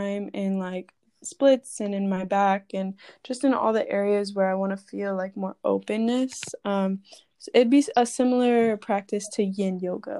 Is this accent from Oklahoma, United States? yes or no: no; Florida, United States; I grew up in Florida, so hot, humid, sunny